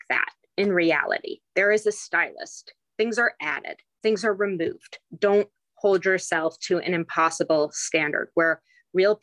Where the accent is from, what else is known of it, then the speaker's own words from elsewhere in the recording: England, United Kingdom; moved away; when I was growing up in England and I'm just 10 years old